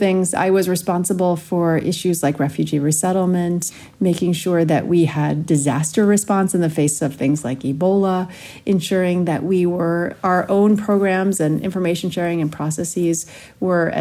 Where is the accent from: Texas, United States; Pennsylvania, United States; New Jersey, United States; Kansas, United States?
Pennsylvania, United States; Pittsburgh; also born or lived in Ohio; When I was 9 years old, I moved from Ohio to Pittsburgh to a very Jewish community